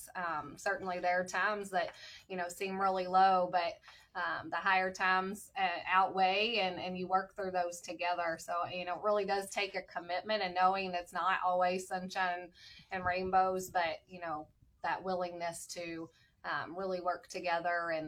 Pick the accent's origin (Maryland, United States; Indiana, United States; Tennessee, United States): Indiana, United States; Floyds Knobs; also born or lived in New Albany, Indiana; I actually grew up in Floyd's Knobs and then moved to the New Albany area, but always right here in Southern Indiana